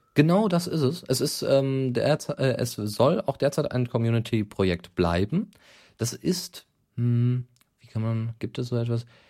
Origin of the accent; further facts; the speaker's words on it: Bochum, North Rhine-Westphalia, Germany; Occupy Bochum, ja, also meine Heimatstadt